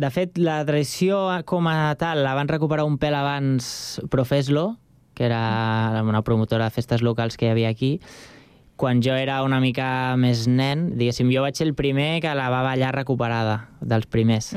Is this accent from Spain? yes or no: yes; Sant Cugat del Vallès, Catalonia, Spain; also born or lived in Barcelona; he viscut sempre a Sant